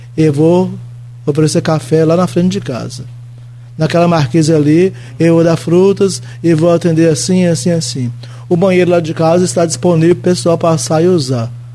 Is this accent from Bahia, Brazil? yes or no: yes; Teixeira de Freitas, Bahia, Brazil; moved away as an adult; also born or lived in Rio de Janeiro / São Paulo / Piracicaba; sou de Teixeira de Freitas, aqui na BR-100